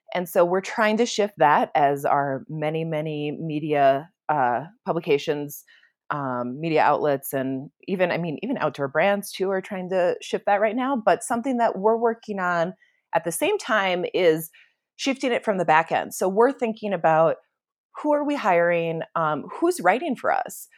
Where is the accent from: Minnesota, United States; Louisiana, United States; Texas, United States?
Minnesota, United States; now in Santa Fe, United States; I come from Minnesota, which is obviously, like, lands with ten thousand, ten thousand lakes and, um, in the woods and very humid and rolling green hills, and so this is a very different environment than the one I was raised